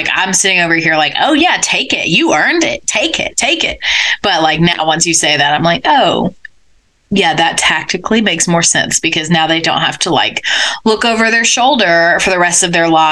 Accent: United States; I'm an American

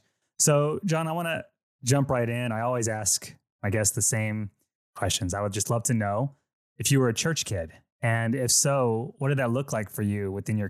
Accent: Philippines; Myself, I'm Filipino, and the Filipino religion, it's a very Catholic nationality, just as a culture, right?

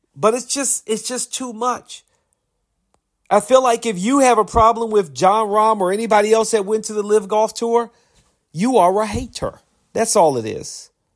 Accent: United States; I'm an American citizen

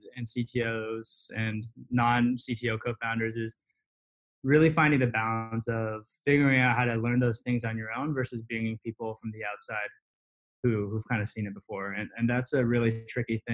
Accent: Cupertino, California, United States; I grew up in Cupertino

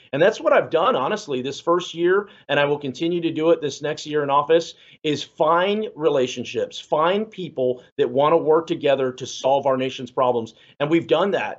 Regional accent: San Antonio, Texas, United States; I'm Mexican American, you know, and I, I'm from San Antonio

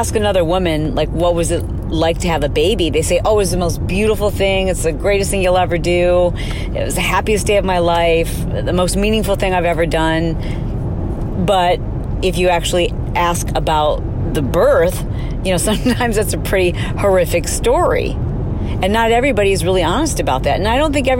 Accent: Michigan, United States; moved away as an adult; now in California, United States; I went to school at Michigan State and I grew up in Michigan

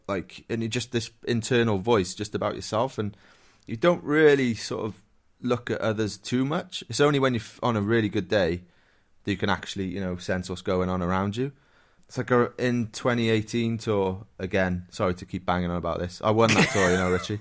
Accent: Wales, United Kingdom; I'm Welsh

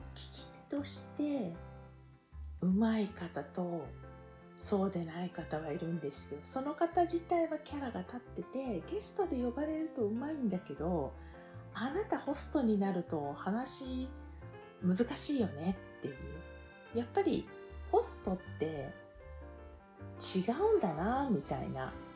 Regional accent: Tokyo, Japan; 私東京なんですけども

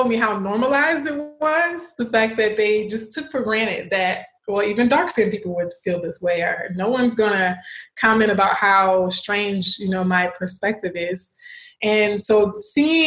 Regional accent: Baton Rouge, Louisiana, United States; also born or lived in Austin, Texas / California; I was born in Austin, Texas, but we moved to Louisiana, where my parents are originally from, when I was 6 months old. So I just say I'm a Louisianian, South Louisiana to be exact, Baton Rouge

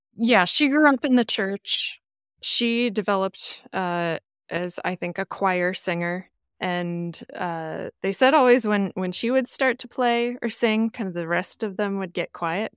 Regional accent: Midwest, United States; culturally, I am as American as a piece of cornbread, but like, my heritage is Irish

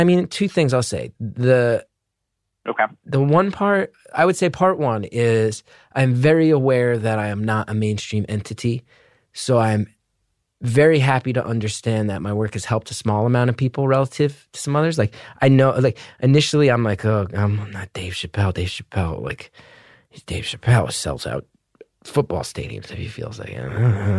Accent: Northeast, United States; I grew up in the Northeast in the 90s.

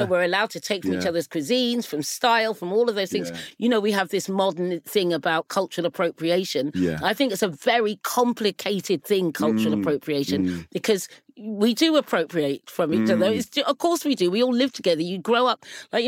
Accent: England, United Kingdom; They don't make bangers and mash in the Caribbean, but it doesn't matter because I'm English. I'm also British.

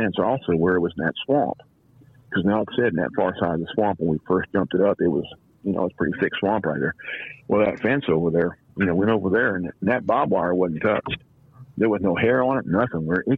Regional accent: Los Angeles, California, United States; moved away as an adult; now in Louisiana, United States; From Canoga Park, California, San Fernando Valley

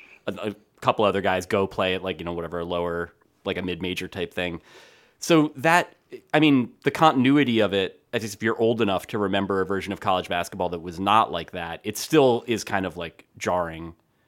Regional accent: New Jersey, United States; I'm from New Jersey.

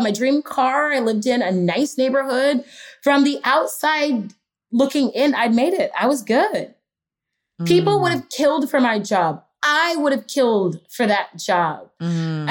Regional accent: Houston, Texas, United States; moved away as an adult; also born or lived in Los Angeles; I grew up in Houston, Texas

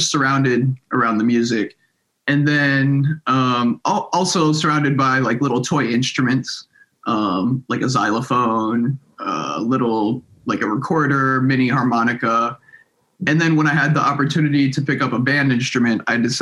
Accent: Silver Spring, Maryland, United States; also born or lived in Washington, D.C.; I'm a Washington, D.C. native, born in D.C. I grew up in Silver Spring, Maryland.

